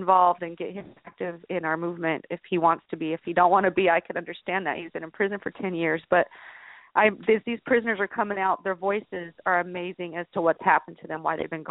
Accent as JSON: {"language": "English", "town": "Tacoma", "region": "Washington", "country": "United States", "said": "I'm from Tacoma"}